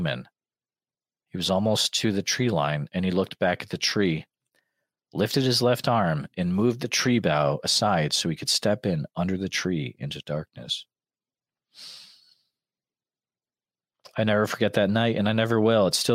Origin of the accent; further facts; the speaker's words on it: Western Massachusetts, United States; growing up in Western Mass